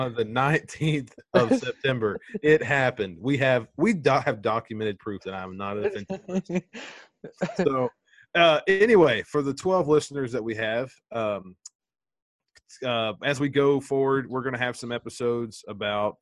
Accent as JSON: {"language": "English", "area": "Gulf of Mexico coast", "region": "Gulf Coast", "country": "United States", "tie": "born or raised there", "moved": "yes", "said": "The house I grew up on was 6 miles from the Gulf of Mexico"}